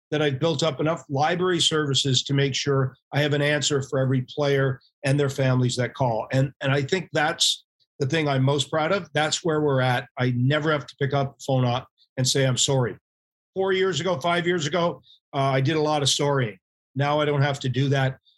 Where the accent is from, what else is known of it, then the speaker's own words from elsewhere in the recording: Canada; uh, for a good chunk of our membership, we're Canadian.